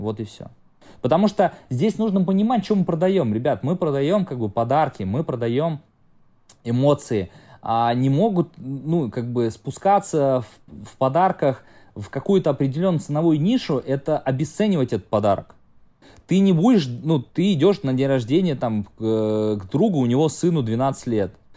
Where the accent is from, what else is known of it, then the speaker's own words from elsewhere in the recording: Samara, Samara Oblast, Russia; я э, из Самары прилетаю в Таиланд